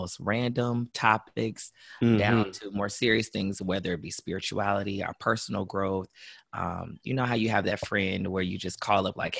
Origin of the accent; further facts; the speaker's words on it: Mansfield, Ohio, United States; moved away as an adult; now in Cincinnati, United States; I'm from Mansfield, grew up there, small city